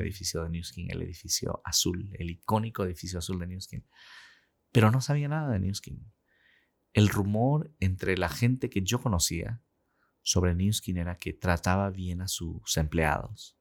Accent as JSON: {"language": "Spanish", "country": "Peru", "tie": "born or raised there", "moved": "as an adult", "lives_now": "Utah, United States", "said": "Y pues nací, crecí en el Perú. A los 21 años salí de Perú para venir a Estados Unidos."}